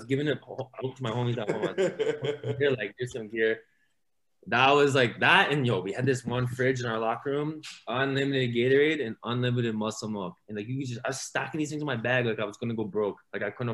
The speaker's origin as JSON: {"language": "English", "town": "Mississauga", "region": "Ontario", "country": "Canada", "also_born_or_lived": "Romania"}